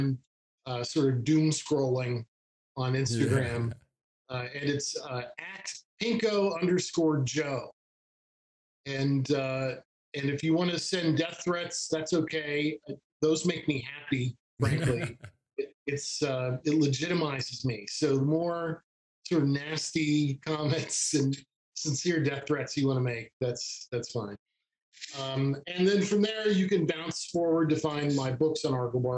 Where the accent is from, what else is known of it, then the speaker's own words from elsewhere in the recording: Appalachia, United States; I grew up in Appalachia